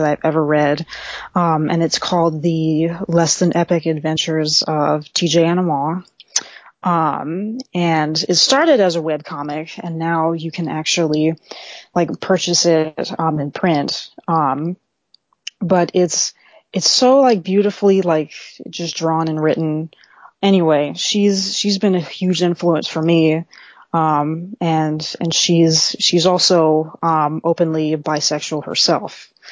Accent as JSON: {"language": "English", "region": "Central Texas", "country": "United States", "said": "I'm originally from Central Texas"}